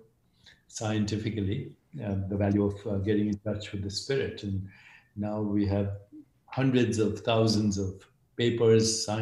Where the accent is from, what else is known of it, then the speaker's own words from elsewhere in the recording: India; I grew up in India, and my mother was a great inspiration